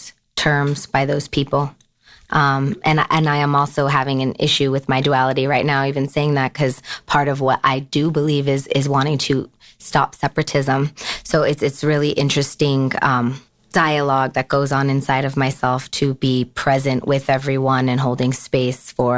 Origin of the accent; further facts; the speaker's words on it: Denver, Colorado, United States; I was born in Denver to my mother